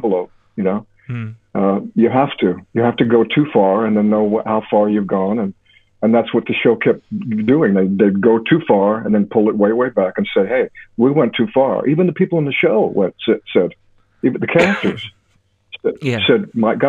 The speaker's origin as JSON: {"language": "English", "region": "Alaska", "country": "United States", "tie": "born or raised there", "moved": "yes", "said": "I was raised in Alaska"}